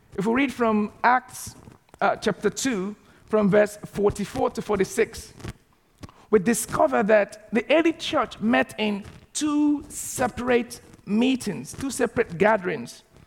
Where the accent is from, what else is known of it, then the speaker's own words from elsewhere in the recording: Nigeria; moved away as an adult; also born or lived in Southampton; now in United Kingdom; in the city that I grew up back in Nigeria